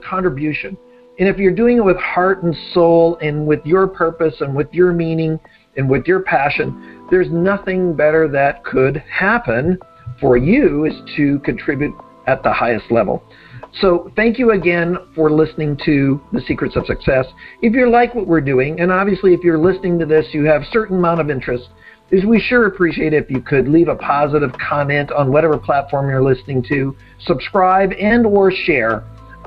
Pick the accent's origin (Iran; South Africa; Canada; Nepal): Canada; as a fellow Canadian